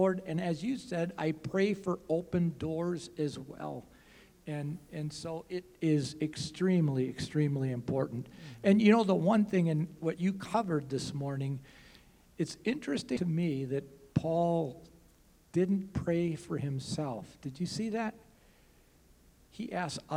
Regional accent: Wisconsin, United States; now in Des Moines, United States; that's where I'm from

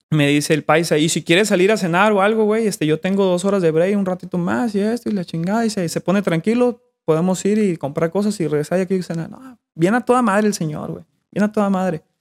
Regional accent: Mexico; No, yo soy de México.

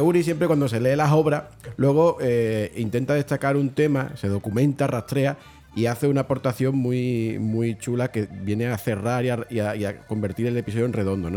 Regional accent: Bornos, Andalusia, Spain; mi pueblo se llama Borno, ¿no? Está en la, Sierra de Cádiz, presierra

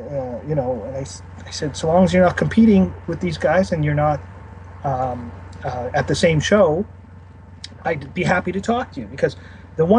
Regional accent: Canada; also born or lived in Winnipeg, Manitoba; I'm Canadian

